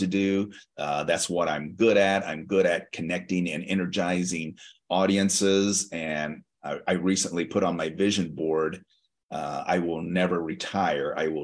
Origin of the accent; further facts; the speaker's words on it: Las Vegas, Nevada, United States; I'm from Las Vegas